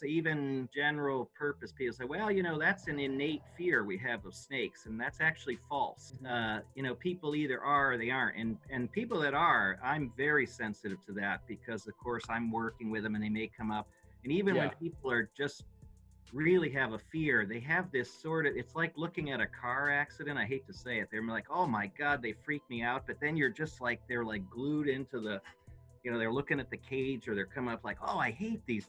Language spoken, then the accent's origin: English; New England, United States; I grew up in New England